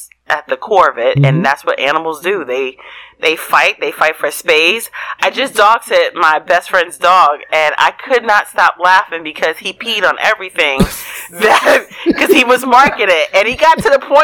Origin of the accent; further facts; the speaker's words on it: New York City, New York, United States; now in Texas, United States; I'm from the Bronx